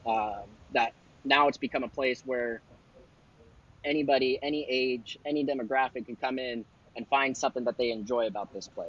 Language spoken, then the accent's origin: English; Wilton, California, United States; I grew up mainly growing up in Wilton, a small country town next to Elk Grove